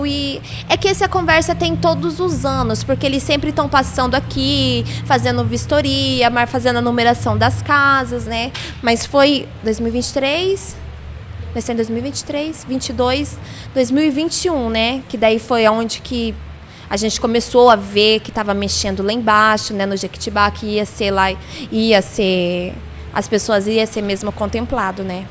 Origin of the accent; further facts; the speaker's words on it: Londrina, Paraná, Brazil; eu sou aqui de Londrina, nasci em Londrina